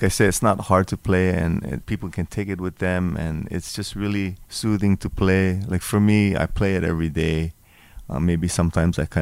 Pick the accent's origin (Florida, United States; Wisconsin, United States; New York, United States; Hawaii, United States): Hawaii, United States; some basic Hawaiian songs that I enjoy, like maybe one from my hometown